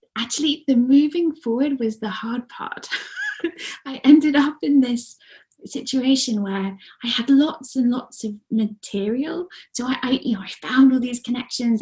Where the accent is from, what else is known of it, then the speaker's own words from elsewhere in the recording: Guernsey; moved away; I grew up mostly on the island of Guernsey, which is nine miles by seven.